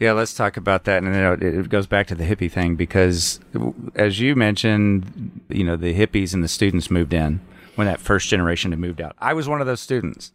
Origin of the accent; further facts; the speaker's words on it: Texas, United States; Growing up in Texas